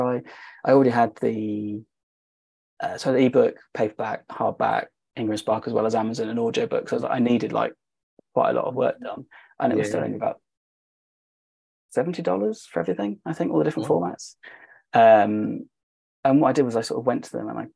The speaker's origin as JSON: {"language": "English", "country": "United Kingdom", "said": "us being British"}